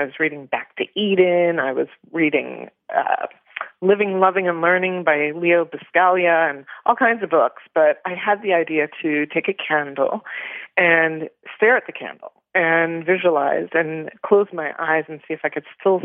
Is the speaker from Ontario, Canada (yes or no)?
yes; Toronto, Ontario, Canada; So I was born in Toronto, Canada